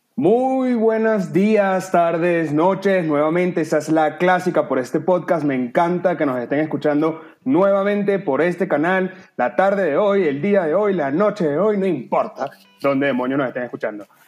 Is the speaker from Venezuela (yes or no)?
yes; Venezuela; moved away; somos venezolanos